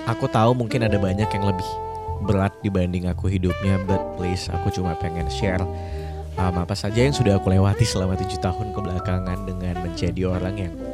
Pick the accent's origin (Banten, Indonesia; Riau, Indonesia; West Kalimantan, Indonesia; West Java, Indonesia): West Kalimantan, Indonesia; Pontianak; now in Yogyakarta, Indonesia; kampung halamanku tuh di Pontianak di Kalimantan Barat.